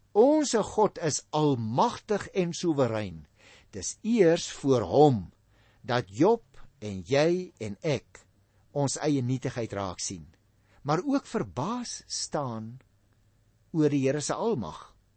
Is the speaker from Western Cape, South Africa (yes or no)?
yes; Paarl, Western Cape, South Africa; moved away; also born or lived in Stellenbosch; ons kom oorspronklik van die Parel af